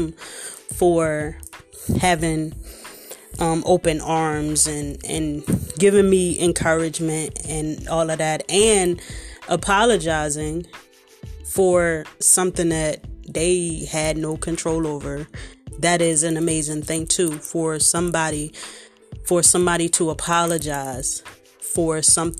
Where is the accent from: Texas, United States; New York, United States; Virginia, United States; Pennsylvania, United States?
Pennsylvania, United States; Philadelphia; I'm from Philly, so we use crazy as to represent everything